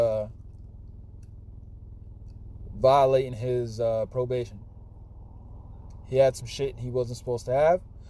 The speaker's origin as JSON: {"language": "English", "region": "Florida", "country": "United States", "moved": "yes", "lives_now": "New Jersey, United States", "said": "I'm from Florida. I live in Jersey"}